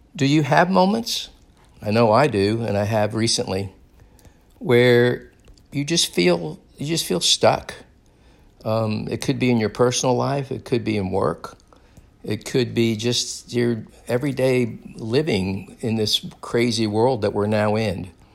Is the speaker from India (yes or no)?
no; Daytona Beach, Florida, United States; moved away; I recently was in my hometown of Daytona Beach, and I loved gro-, I loved growing up in Daytona Beach